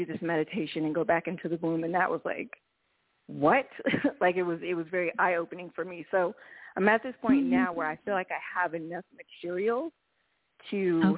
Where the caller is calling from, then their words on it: Reno, Nevada, United States; I'm calling from Reno, Nevada.